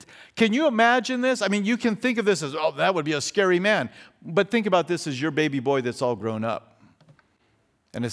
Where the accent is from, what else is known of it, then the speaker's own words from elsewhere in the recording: Fountain Valley, California, United States; also born or lived in Australia; when we lived over in Australia, we are from Southern California. We are from Orange County. We lived in Fountain Valley